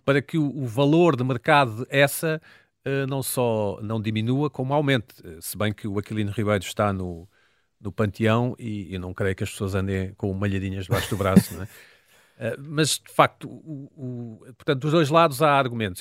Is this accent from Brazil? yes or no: no; Portugal; somos portugueses que estão em Portugal em 2023